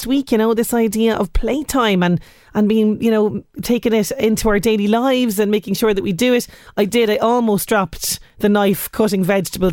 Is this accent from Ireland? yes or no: yes; Ireland; as we Irish love to say, the grand stretch in the evening